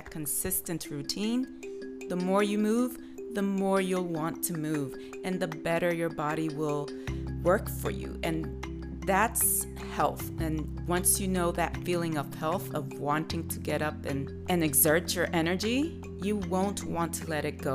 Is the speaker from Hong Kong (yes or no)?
no; New York, United States; I hail from New York